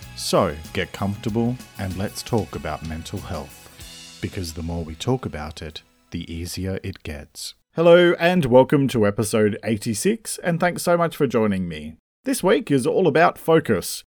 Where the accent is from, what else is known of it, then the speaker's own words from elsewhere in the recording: Australia; I'm an Australian writer